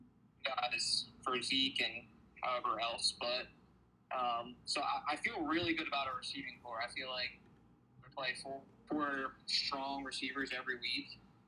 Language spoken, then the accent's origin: English; Philadelphia, Pennsylvania, United States; accent: Philly accent; I was born in Philly, so I lived in Longcrest until I was, like, in first grade.